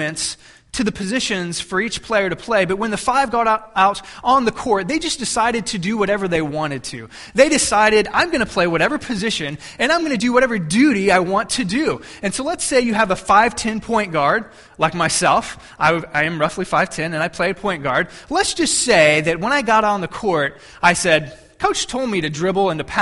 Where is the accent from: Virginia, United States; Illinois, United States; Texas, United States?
Texas, United States; I'm from Texas